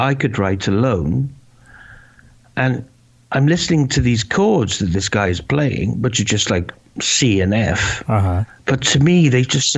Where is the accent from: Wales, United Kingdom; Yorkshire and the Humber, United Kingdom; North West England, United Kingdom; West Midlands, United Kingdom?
Wales, United Kingdom; moved away as an adult; also born or lived in London